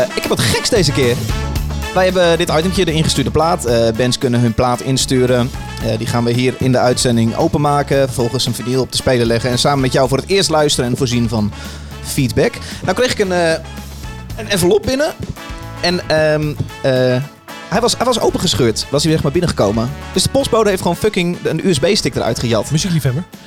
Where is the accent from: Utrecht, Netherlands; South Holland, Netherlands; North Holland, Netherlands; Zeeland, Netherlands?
Utrecht, Netherlands; wij komen uit Utrecht